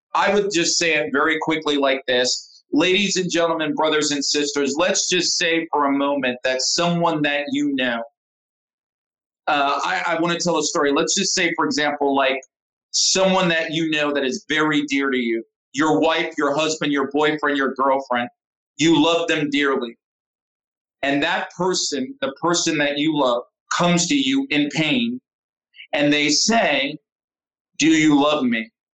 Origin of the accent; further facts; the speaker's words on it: United States; moved away as an adult; now in Saudi Arabia; me growing up in America